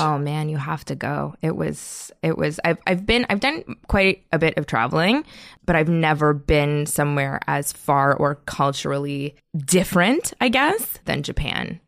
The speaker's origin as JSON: {"language": "English", "town": "Toronto", "region": "Ontario", "country": "Canada", "also_born_or_lived": "Montreal", "moved": "yes", "said": "I am from North York, and then I went to school in Montreal"}